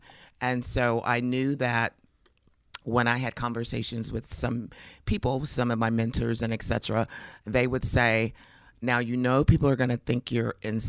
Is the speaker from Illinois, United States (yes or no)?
no; Phoenix, Arizona, United States; moved away as an adult; now in Kansas City, United States; No, I'm from Phoenix, Arizona.